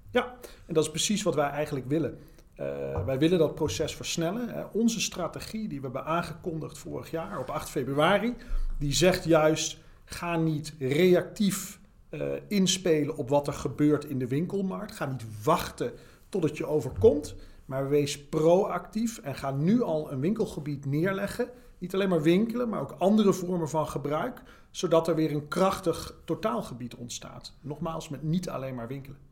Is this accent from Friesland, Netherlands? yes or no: no; Heerlen, Limburg, Netherlands; Ik kom zelf uit Heerlen, uit Zuid-Limburg.